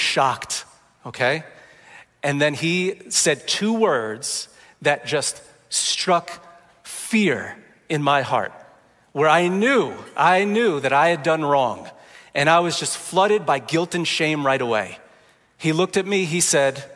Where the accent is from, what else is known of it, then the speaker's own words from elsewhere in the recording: New Jersey, United States; I grew up in Jersey